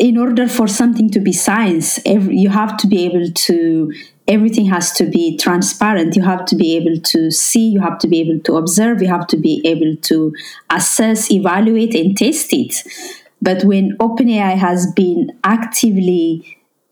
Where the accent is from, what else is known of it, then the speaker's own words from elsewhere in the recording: Ethiopia; first language Amharic; English is a second language; moved away; I'm originally from Ethiopia.